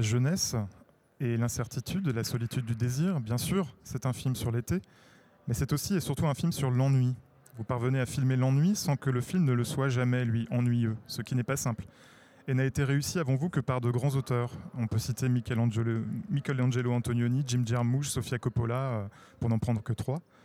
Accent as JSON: {"language": "French", "country": "France", "said": "chez nous en France"}